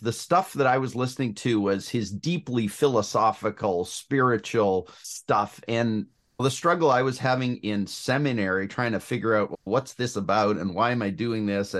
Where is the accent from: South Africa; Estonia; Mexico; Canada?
Canada; Ontario; Yeah. So I grew up in southwestern Ontario, Canada. So west of Toronto, between Toronto and Detroit, about halfway between those two.